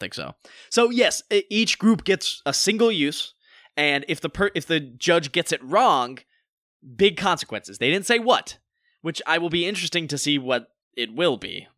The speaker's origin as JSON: {"language": "English", "region": "North Carolina", "country": "United States", "moved": "yes", "lives_now": "Los Angeles, United States", "said": "we are both actors from North Carolina"}